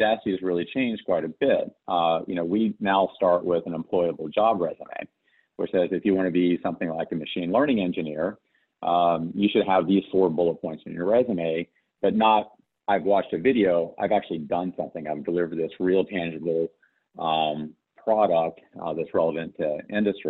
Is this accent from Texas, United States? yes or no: no; West Virginia, United States; moved away; I grew up in West Virginia